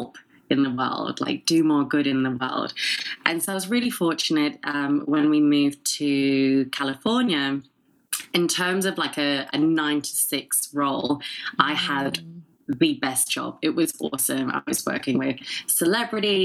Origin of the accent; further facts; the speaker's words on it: England, United Kingdom; moved away as an adult; also born or lived in Sydney, Australia / San Francisco, United States; now in Dallas, United States; I'm actually half Filipina, half Scottish. Grew up in England, but spent 10 years in Australia and then have been in America for the last three